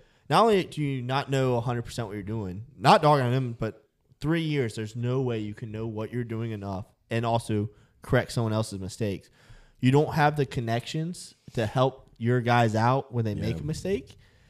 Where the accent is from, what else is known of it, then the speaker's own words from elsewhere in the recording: Virginia, United States; Southwestern Virginia.